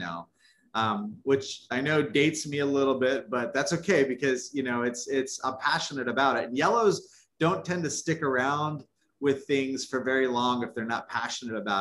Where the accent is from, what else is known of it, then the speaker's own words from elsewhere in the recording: New Mexico, United States; moved away; I grew up in New Mexico